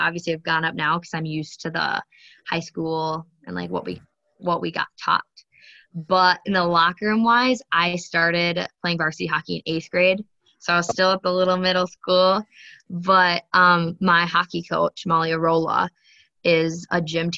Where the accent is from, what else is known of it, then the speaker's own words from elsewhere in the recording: Alexandria, Minnesota, United States; also born or lived in Rogers, Minnesota; I moved to Alexandria